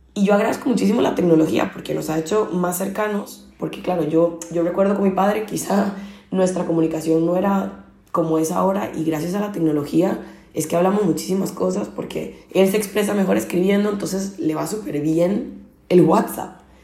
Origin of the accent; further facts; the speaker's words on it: Costa Rica; moved away as an adult; now in Barcelona, Spain; soy originalmente de Costa Rica, llevo ocho años viviendo en Barcelona